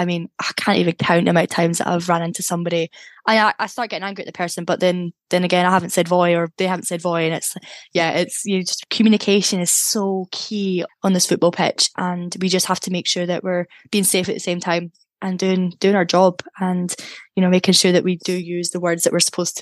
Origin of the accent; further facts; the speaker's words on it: Scotland, United Kingdom; I'm from Scotland, I don't have any family in England